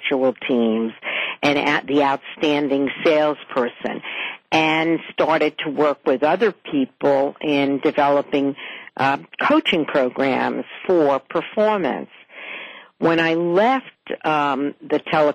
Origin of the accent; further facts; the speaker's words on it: New York, United States; moved away as an adult; now in West Hartford, United States; I'm obviously from New York